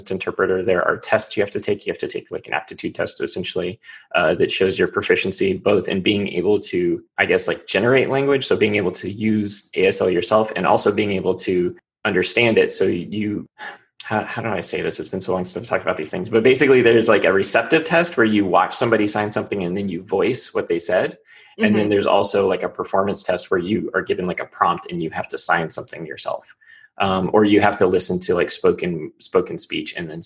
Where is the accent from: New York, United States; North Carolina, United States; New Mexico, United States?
New Mexico, United States; first language English; I spent a lot of my childhood in New Mexico